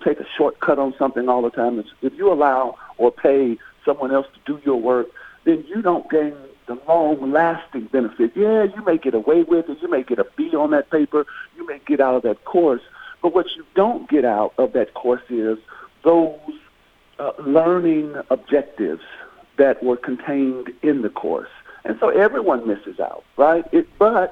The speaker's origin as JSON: {"language": "English", "town": "Murfreesboro", "region": "Tennessee", "country": "United States", "said": "I'm from Murfreesboro, so when I attended MTSU"}